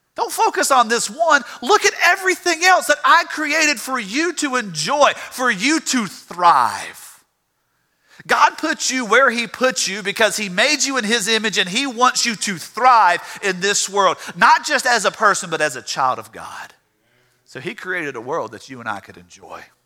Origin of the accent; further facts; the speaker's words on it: Louisiana, United States; I'm from Louisiana